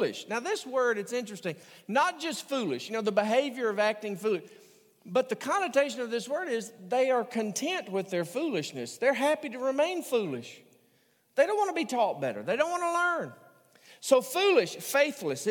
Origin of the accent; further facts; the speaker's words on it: the South, United States; a theater in my hometown. That is the Lyric Theater